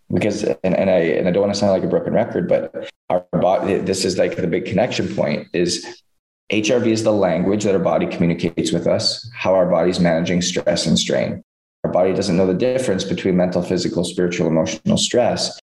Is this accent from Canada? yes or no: yes; Canada; growing up in Canada